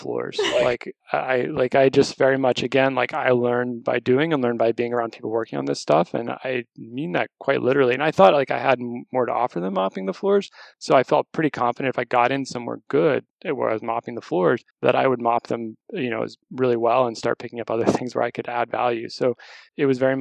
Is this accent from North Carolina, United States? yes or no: no; Texas, United States; moved away; also born or lived in California; I born and raised in Texas.